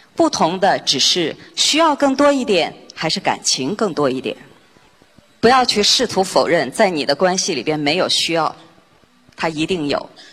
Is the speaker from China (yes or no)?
yes; China; 在我们中国人的观念里边，这是模范夫妻